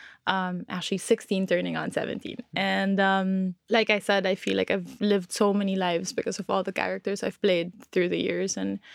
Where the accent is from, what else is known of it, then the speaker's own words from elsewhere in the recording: Philippines; born there; also born or lived in Hong Kong; So I was born in the Philippines, but in my early years, wow, I'm speaking like I'm 8 years old.